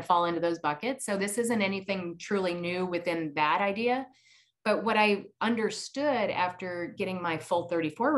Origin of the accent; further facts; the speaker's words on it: Iowa, United States; growing up in Iowa